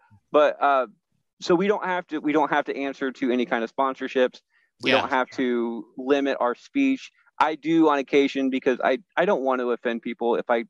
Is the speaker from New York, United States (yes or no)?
no; Iowa, United States; I grew up in Southeast Iowa.